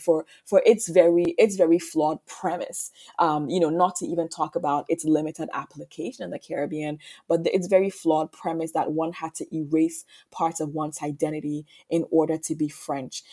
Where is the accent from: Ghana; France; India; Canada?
Ghana; also born or lived in Martinique; now in United States; I was born in Ghana, I grew up in Ghana